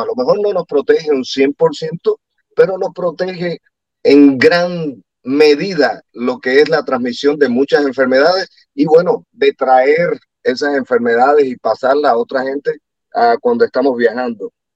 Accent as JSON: {"language": "Spanish", "country": "Cuba", "moved": "yes", "said": "yo vengo de un país donde existe eso, así que me ha tocado, aquellos que, no saben que soy cubano, ah, me ha tocado vivir una cosa así donde no tienes ah, la libertad"}